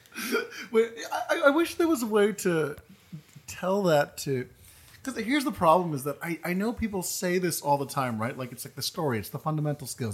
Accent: East Coast, United States; moved away; I'm from the East Coast

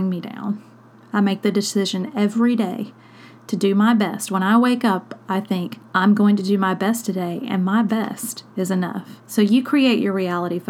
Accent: South Mississippi, United States; when I was a kid, I grew up poor in South Mississippi

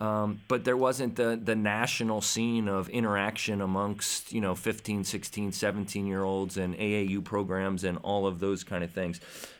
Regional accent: Philadelphia, Pennsylvania, United States; when I grew up in the Philadelphia area

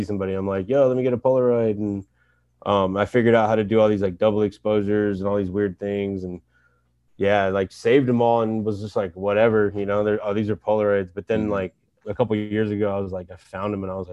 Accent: San Francisco, California, United States; also born or lived in New York; I grew up near Wallenberg High School

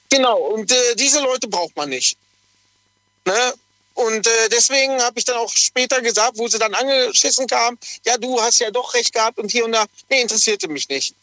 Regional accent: Lünen, North Rhine-Westphalia, Germany; also born or lived in Dortmund; eigentlich komme ich aus dem Ruhrpott, äh, tiefsten Dortmund, also Lünen eigentlich ursprünglich

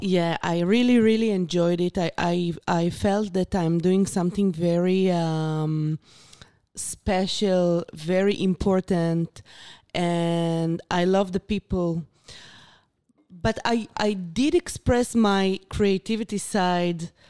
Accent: Beersheba, Southern District, Israel; English is a second language; I born and raised in Beersheba

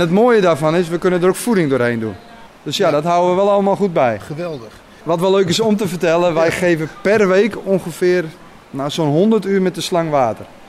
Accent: Friesland, Netherlands; now in Luttelgeest, Netherlands; Ik kom van oorsprong uit Friesland

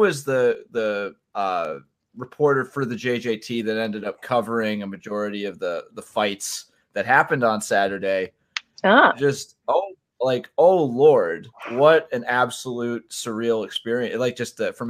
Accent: Connecticut, United States; Growing up in Connecticut

